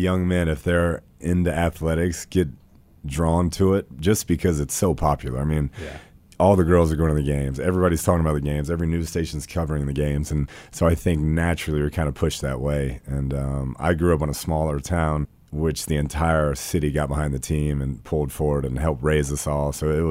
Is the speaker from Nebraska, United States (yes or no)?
no; Texas, United States; born there; then I was born in Central Texas, which is, you know, football is a religion.